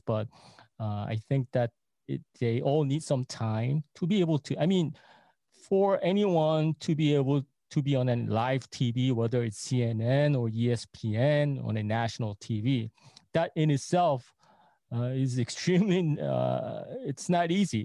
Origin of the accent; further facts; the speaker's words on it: New York, United States; I grew up in New York in the nineties